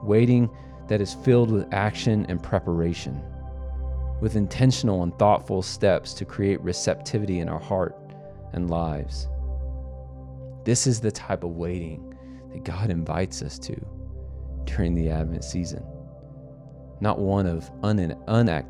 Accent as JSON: {"language": "English", "country": "United States", "said": "as an American"}